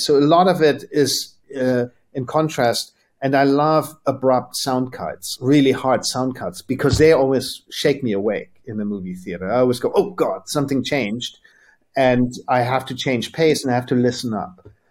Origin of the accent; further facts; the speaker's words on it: Germany; we grew up in Germany